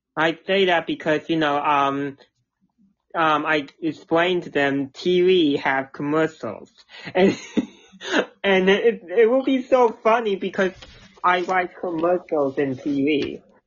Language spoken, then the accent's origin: English; New Jersey, United States; New Jersey